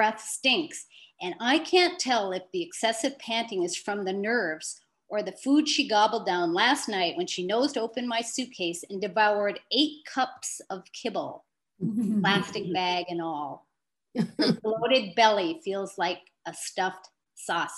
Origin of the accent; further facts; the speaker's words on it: Marquette, Michigan, United States; moved away; I grew up in Marquette.